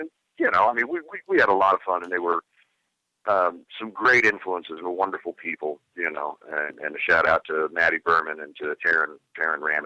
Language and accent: English; the South, United States; growing up in the South.